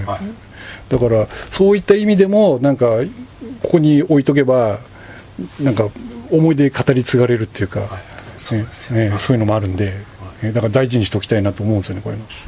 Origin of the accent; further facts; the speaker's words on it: Tokorozawa, Saitama, Japan; also born or lived in Kiyose, Tokyo; 生まれは所沢なんで、はい、それで清瀬に、まあ、たまたまこう紹介されて、ここあるよってことで、そこから始めた